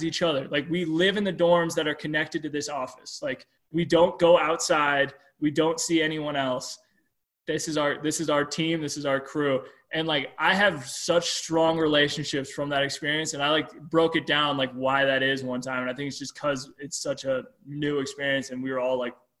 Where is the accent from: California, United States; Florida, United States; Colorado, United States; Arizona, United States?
Colorado, United States; Steamboat Springs; moved away; also born or lived in Nebraska; Steamboat Springs, Colorado, which is like my favorite day and my favorite time to be in my hometown